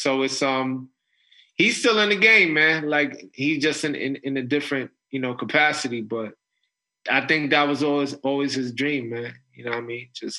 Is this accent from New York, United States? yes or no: yes; New York City, New York, United States; the neighborhood where I grew up in the Northeast Bronx.